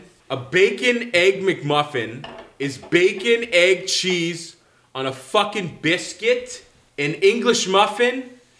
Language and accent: English; Canada; I'm a Canadian